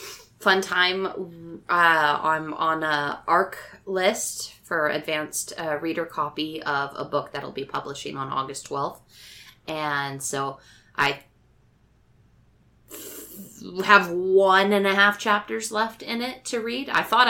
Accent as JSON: {"language": "English", "country": "Canada", "said": "I am a Canadian, also known as …"}